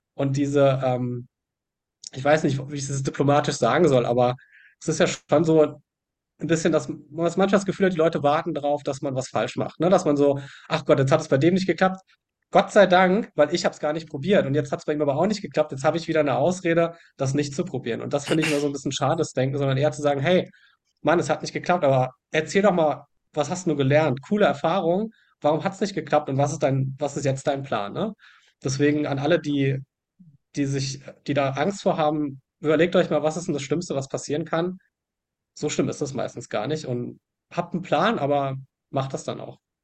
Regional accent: Germany; ich, ich mag meine Heimat

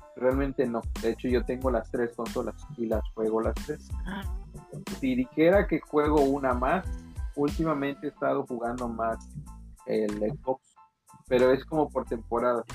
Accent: Yucatán, Mexico; now in Quintana Roo, Mexico; yo la palabra panocha no la conocía hasta que salí de Yucatán

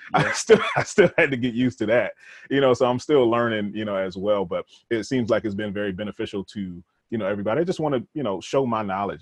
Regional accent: Rochester, New York, United States; also born or lived in Connecticut; I was born in Connecticut. It wasn't, you know, I didn't really grow up there, but my father's from Connecticut. And then I end up, we end up moving to New York

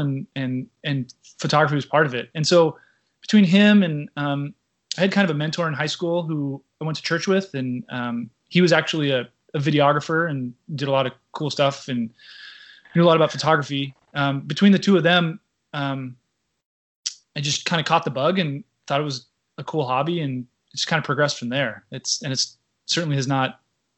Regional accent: Newport Beach, California, United States; moved away as an adult; also born or lived in Washington, D.C. / Taiwan / Japan / Singapore; I grew up here in Southern California, in the mean streets of Newport Beach

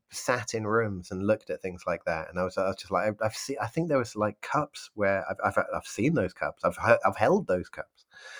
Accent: United Kingdom; I know that I'm British, but I'm just going to lump everyone in culturally together.

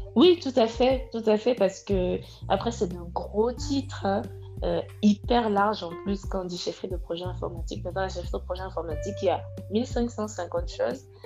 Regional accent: West Cameroon, Cameroon; moved away as an adult; also born or lived in Senegal; now in France; je suis originaire de l'ouest du Cameroun

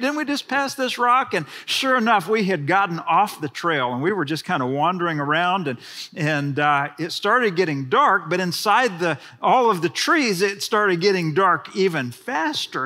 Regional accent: Houston, Texas, United States; I grew up in Houston, Texas

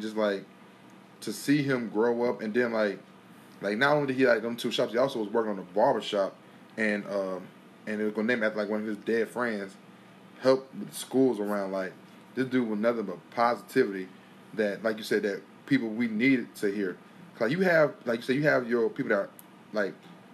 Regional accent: Henderson, United States; I'm from Henderson. Like, I'm from Henderson

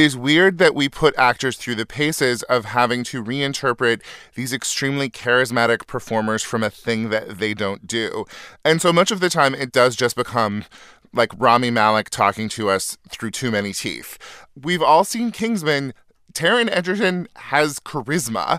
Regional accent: Northern California, United States; moved away; my hometown, a little farm town in Northern California

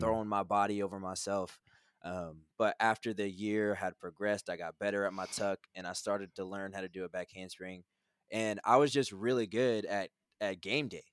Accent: Manhattan, Kansas, United States; I'm from Manhattan, Kansas

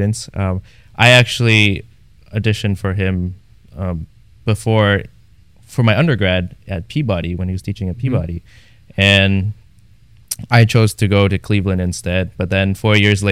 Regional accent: Toronto, Ontario, Canada; moved away as an adult; also born or lived in New Haven / Houston; I come from Toronto.

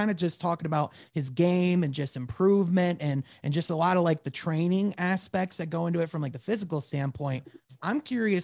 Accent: Grand Rapids, Michigan, United States; I'm from Grand Rapids

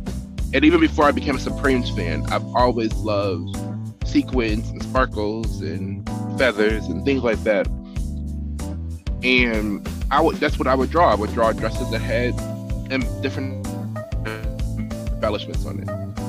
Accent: Lorain, Ohio, United States; also born or lived in Las Vegas; growing up in Lorain, me having those ideas to do such things were weird to some people.

